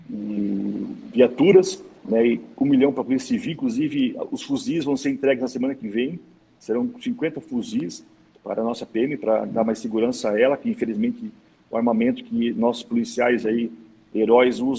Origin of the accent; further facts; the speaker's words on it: Joinville, Santa Catarina, Brazil; E eu, como joinvilense, trouxe mais da metade